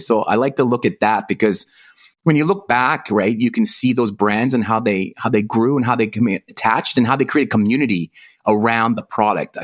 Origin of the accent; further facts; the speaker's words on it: Canada; now in Hong Kong; I'm from Canada, living in Hong Kong